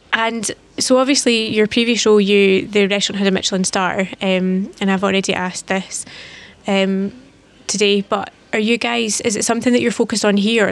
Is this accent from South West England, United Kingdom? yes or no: no; Fife, Scotland, United Kingdom; moved away; I'm from Fife, so I'll need to come back and I'm not from St Andrews